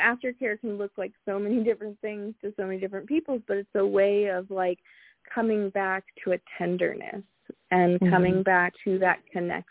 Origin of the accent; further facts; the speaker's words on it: San Francisco Bay Area, California, United States; I grew up in the San Francisco Bay Area